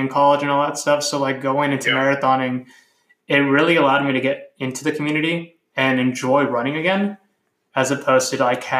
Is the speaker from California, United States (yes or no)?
yes; California, United States; moved away; I'm Hispanic, and I'm originally from California